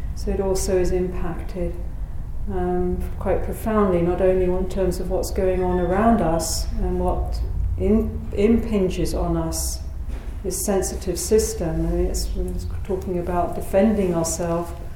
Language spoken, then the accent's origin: English; United Kingdom; moved away; my home country of Britain